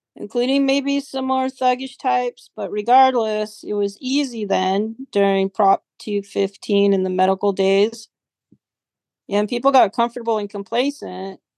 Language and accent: English; Humboldt, California, United States; Growing up in Humboldt was it was adventurous, exciting